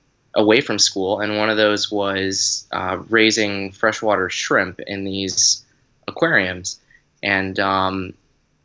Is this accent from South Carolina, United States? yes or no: yes; South Carolina, United States; also born or lived in Boston / Atlanta; I was born in Boston and then lived in Atlanta for a little while, but I grew up here in South Carolina for most of my middle school, high school age